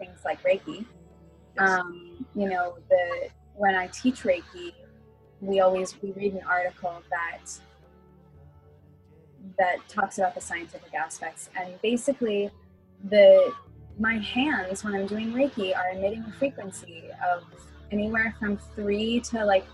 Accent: Pennsylvania, United States; also born or lived in New York; now in California, United States; I was living in New York, but I'm from Pennsylvania

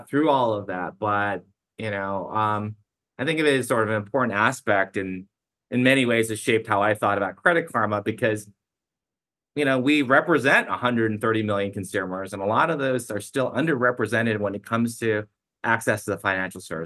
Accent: United States; also born or lived in China; My parents moved to the States when I was 4.5 years old

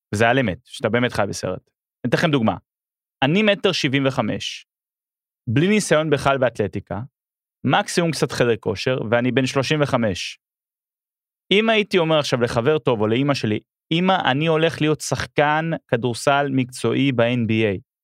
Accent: Israel; also born or lived in Melbourne, Australia; אני ישראלי באוסטרליה פתאום

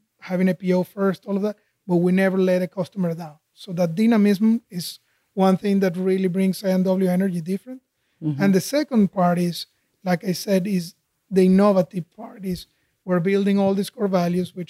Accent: Caracas, Capital District, Venezuela; moved away as an adult; also born or lived in Houston; now in United States; I grew up in Caracas, Venezuela

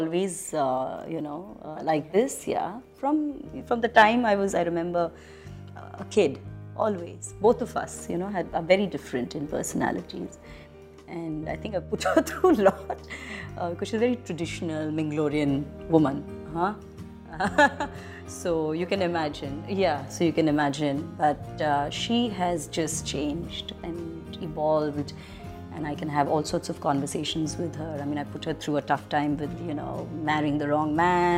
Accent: India; I'm very Indian in the way I am

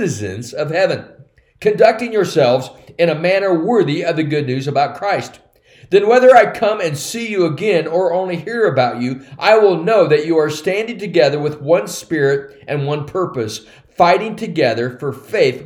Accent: United States; By my physical birth, I'm a citizen of the United States of America.

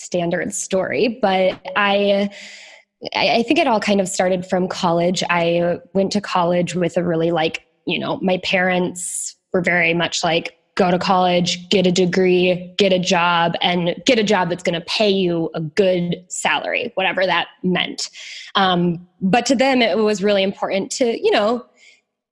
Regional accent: Iowa, United States; moved away as an adult; also born or lived in Chicago / Northern Italy / Southern Italy; I'm from Iowa. I moved out to Chicago, to the big city

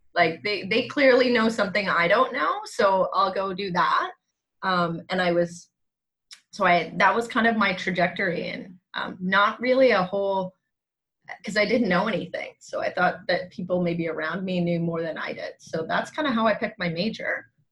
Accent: Langley, British Columbia, Canada; born and raised actually in Langley, BC

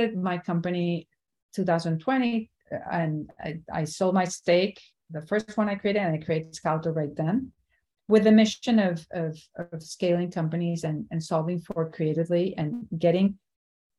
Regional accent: Venezuela; moved away as an adult; also born or lived in New York; now in Miami, United States; went back to my home country, Venezuela

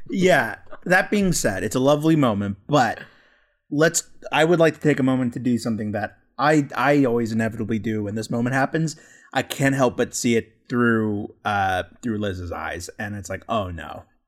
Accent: United States; now in Los Angeles, United States; speaking as, as an American

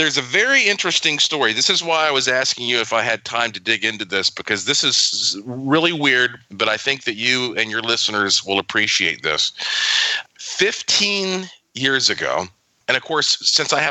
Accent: Asheville, North Carolina, United States; now in Puerto Rico; I grew up in Asheville

